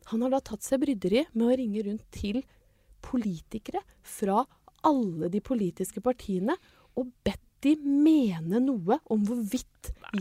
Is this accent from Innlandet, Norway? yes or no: yes; Ringsaker, Innlandet, Norway; hjemstedet mitt? Mm. Kanskje å være født og oppvokst